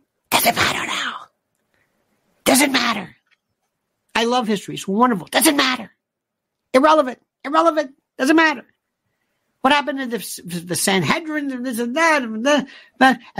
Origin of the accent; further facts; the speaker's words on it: United States; I am an American. I am an American. I'm an American